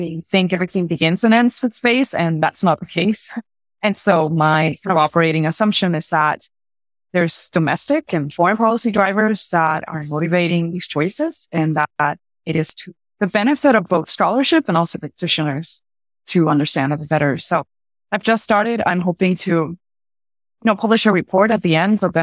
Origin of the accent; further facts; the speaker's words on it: Puerto Rico; I'm from Puerto Rico